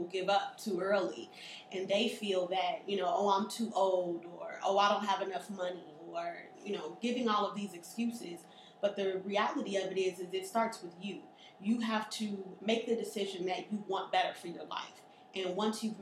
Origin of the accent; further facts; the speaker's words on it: Chicago, Illinois, United States; I was born and raised here in Chicago